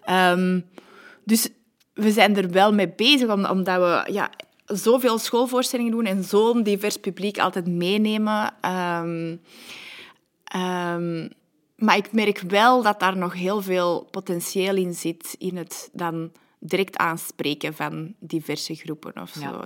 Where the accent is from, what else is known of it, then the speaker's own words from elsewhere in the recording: Antwerp, Flanders, Belgium; accent: Antwerp; ik ben altijd opgegroeid aan de kanten van het eh, Boekenbergpark, de Unitas-wijk.